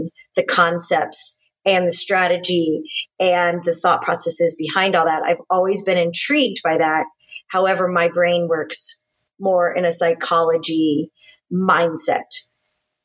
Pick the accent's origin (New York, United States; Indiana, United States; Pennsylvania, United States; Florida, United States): Florida, United States; Space Coast; moved away as an adult; also born or lived in Alabama / California; now in Texas, United States; I'm an only child raised in Florida. And very luckily, I was raised on the Space Coast.